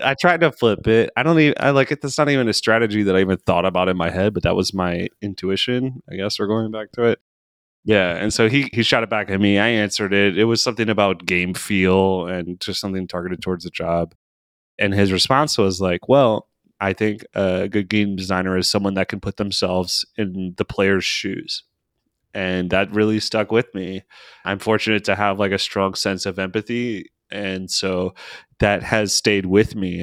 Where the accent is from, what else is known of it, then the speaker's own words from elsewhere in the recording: Maryland, United States; now in Seattle, United States; I'm from Maryland